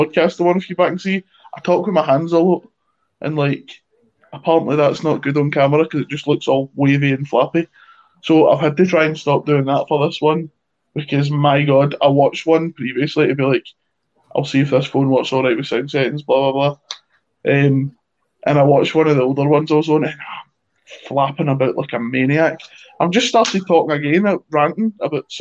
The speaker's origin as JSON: {"language": "English", "country": "Ireland", "said": "I'm like Irish"}